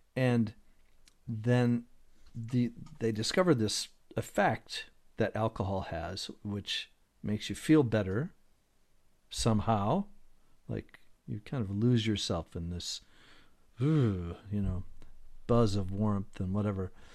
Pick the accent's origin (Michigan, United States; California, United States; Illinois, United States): Michigan, United States; Detroit; I grew up in Detroit